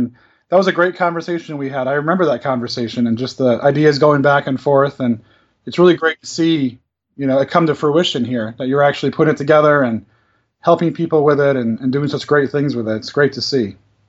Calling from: Aiken, South Carolina, United States; I'm calling from Aiken, South Carolina in the United States.

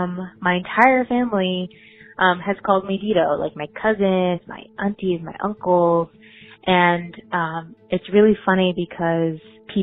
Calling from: Portland, Oregon, United States; calling from Portland, Oregon.

